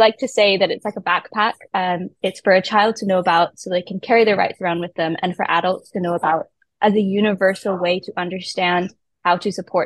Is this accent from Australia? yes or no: no; Canada; moved away; I grew up in Canada where politics works a little bit differently